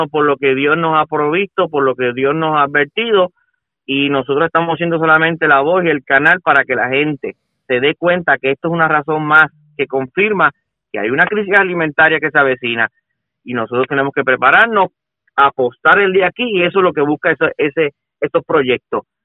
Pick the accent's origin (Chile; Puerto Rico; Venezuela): Puerto Rico; eso es lo que nosotros queremos y tenemos todos como puertorriqueños